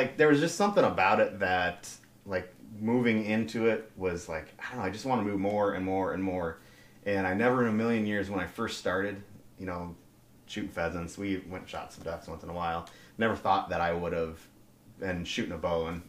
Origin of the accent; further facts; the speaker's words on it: Bozeman, Montana, United States; moved away as an adult; I grew up in Bozeman, Montana, actually.